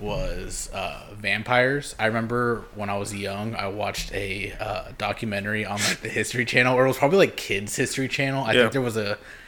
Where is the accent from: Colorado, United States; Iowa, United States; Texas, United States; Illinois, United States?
Illinois, United States; Chicago; no, it's not because I'm from Chicago